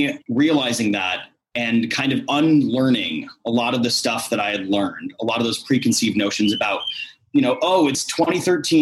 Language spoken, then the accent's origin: English; Iowa, United States; growing up in Iowa, which is not exactly a bastion of diversity